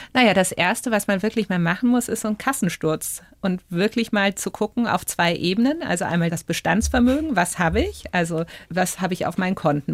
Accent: Berlin, Germany; Jetzt komme ich ja auch aus Berlin, das ist ja auch so ein spezielles Pflaster

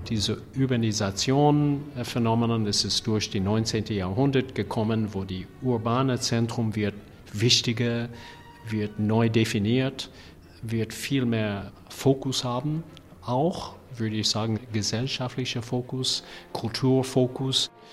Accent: United States; German is a second language; ich habe persönlich eine Perspektiv als ein Amerikaner

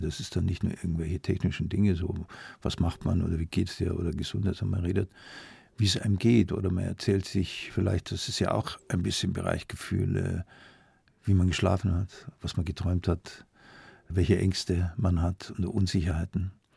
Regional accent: Munich, Bavaria, Germany; born or raised there; also born or lived in Augsburg

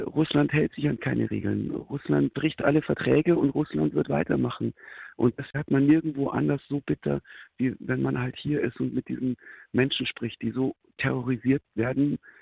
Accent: Germany; als Deutscher

